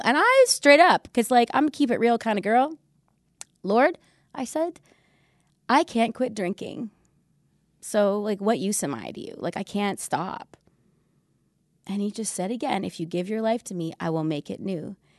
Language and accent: English; Canada; moved away as an adult; also born or lived in Vancouver; now in United States; We met in Vancouver, but we're Canadian, even though we uh, live and work in the United States